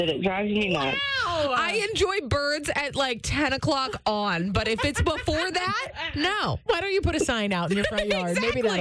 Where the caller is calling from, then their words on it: Pittsburgh, Pennsylvania, United States; I'm from Brighton Heights, and I did not Google it.